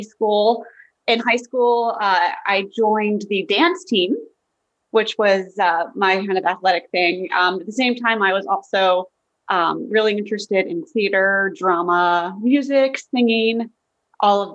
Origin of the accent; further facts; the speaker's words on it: Fairfax County, Virginia, United States; I grew up in Fairfax County, Virginia. I still live there today, so born and raised